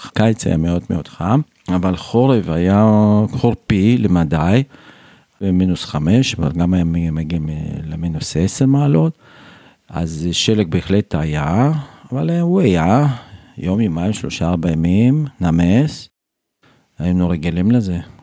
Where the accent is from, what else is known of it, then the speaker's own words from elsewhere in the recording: Tashkent, Uzbekistan; Hebrew is a second language; moved away as an adult; now in Beitar Illit, Israel; אני גדלתי באוזבקיסטן